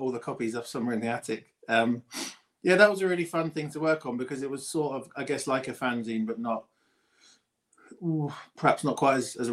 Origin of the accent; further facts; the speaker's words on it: Ipswich, East of England, United Kingdom; I was born in Ipswich